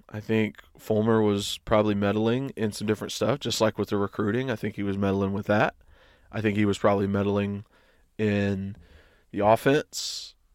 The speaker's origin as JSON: {"language": "English", "region": "East Tennessee", "country": "United States", "said": "I went to U T because I was from East Tennessee."}